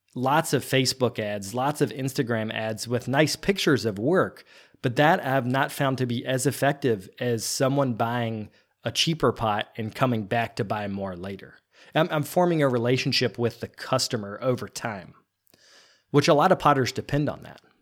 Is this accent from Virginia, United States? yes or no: yes; Virginia, United States; moved away as an adult; also born or lived in North Carolina / Shanghai, China; now in New Jersey, United States; I grew up in Virginia, but went to school in North Carolina